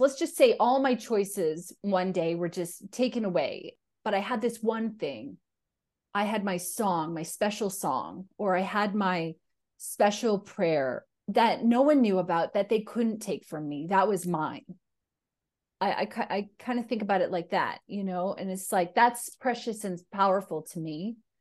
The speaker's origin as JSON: {"language": "English", "area": "two hours from the Alaskan border", "region": "Northern Canada", "country": "Canada", "tie": "born or raised there", "said": "So I grew up in Northern Canada, uh, two hours from the Alaskan border"}